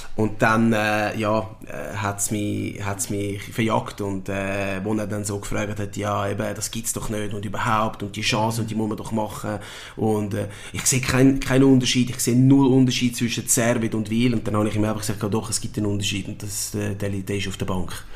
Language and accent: German; Winterthur, Zurich, Switzerland; ich bin in der Schweiz geboren und aufgewachsen